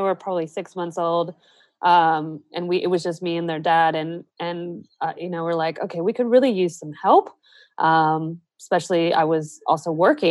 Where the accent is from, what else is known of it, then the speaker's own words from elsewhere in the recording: United States; moved away as an adult; now in Australia; I am American and I, you know, moved to Australia